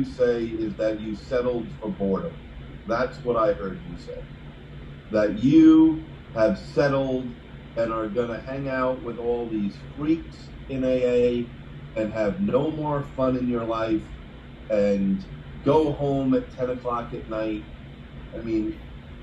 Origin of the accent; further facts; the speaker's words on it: New York, United States; now in Alpharetta, Georgia, United States; I talk like most of you because I'm from New York